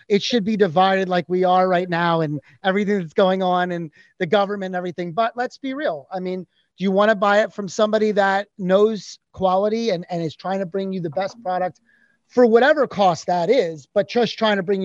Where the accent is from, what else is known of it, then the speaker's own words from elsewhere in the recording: Pennsylvania, United States; also born or lived in New York; now in Florida, United States; I'm from Pennsylvania originally